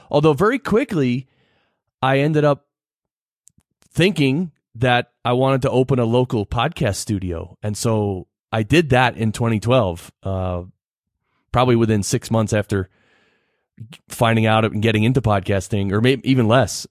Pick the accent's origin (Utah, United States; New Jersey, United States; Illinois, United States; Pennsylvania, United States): New Jersey, United States; born or raised there; moved away as an adult; also born or lived in Manhattan, New York; now in Colorado Springs, United States